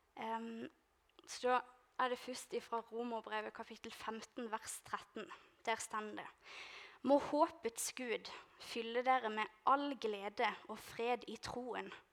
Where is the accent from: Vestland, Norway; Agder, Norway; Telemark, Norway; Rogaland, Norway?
Agder, Norway; Lista; moved away; jeg skal hjem til Lista